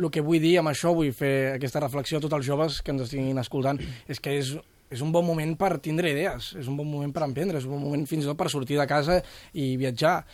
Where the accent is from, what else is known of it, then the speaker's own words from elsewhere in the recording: Cadaqués, Catalonia, Spain; Jo vinc de Cadaqués, és un poble molt turístic